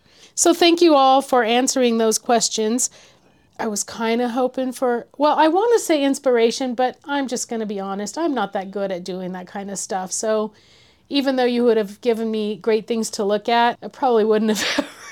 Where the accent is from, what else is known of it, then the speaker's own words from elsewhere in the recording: California, United States; moved away; we were from California.